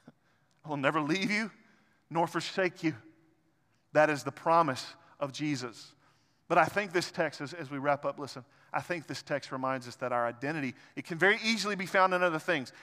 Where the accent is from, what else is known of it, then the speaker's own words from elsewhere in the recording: Arkansas, United States; I'm an Arkansan